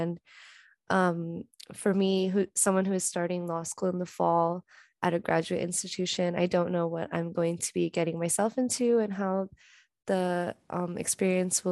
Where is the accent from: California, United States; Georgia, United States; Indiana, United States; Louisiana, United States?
California, United States; Bay Area; I'm from the Bay Area.